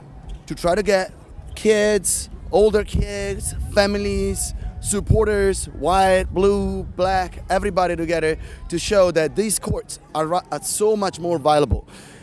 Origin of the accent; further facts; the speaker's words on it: Italy; now in United States; I'm from Italy, actually, so I'm not from the States, as you can hear from my accent.